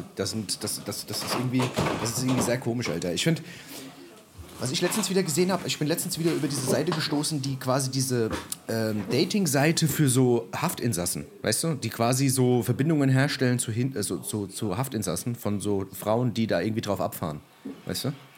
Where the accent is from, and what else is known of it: Germany